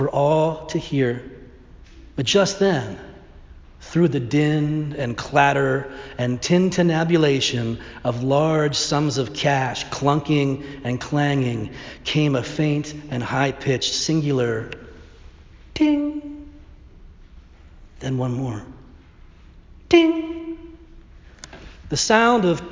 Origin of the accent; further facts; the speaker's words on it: Northern Ireland, United Kingdom; My great-grandfather, also from Northern Ireland, I'm not sure if I mentioned that I'm Irish